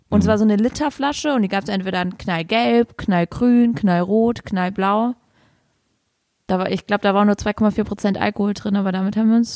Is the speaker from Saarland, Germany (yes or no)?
yes; Saarland, Germany; Das Knolle, heißt bei uns im Saarland Stubbi.